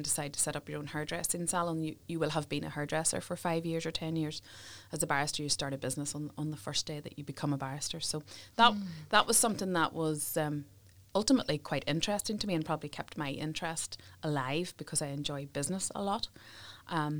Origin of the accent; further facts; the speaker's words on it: Derrynoose, Northern Ireland, United Kingdom; I grew up in South Armagh in a little place called Derry Noose.